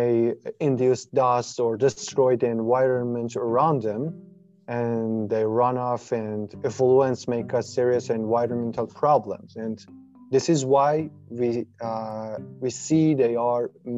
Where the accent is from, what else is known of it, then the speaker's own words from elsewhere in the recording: Ahvaz, Khuzestan, Iran; moved away as an adult; now in Canada; I'm originally from Ahvaz in Iran